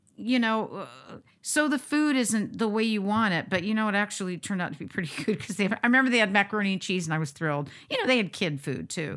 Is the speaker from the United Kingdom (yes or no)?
no; United States; being the American that I am